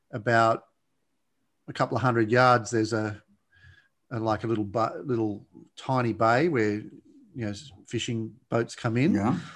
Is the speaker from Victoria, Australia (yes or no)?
no; Blue Mountains, New South Wales, Australia; Well, yeah, actually in the Blue Mountains, which, which is west of Sydney, west of Sydney.